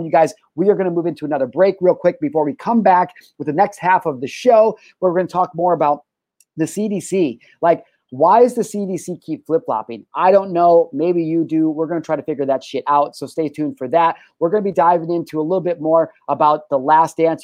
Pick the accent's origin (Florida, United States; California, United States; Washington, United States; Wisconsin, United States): California, United States; I'm a resident of California